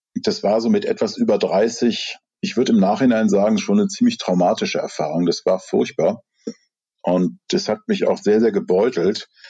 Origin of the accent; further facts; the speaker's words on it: Rhineland, Germany; ich komme aus dem Rheinland